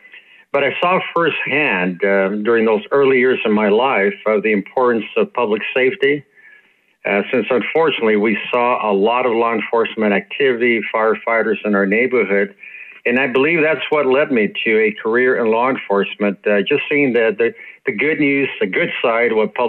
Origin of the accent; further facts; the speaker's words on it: El Paso, Texas, United States; moved away; also born or lived in Chula Vista, California; a special good morning to listeners from El Paso, Texas, where I was raised and born.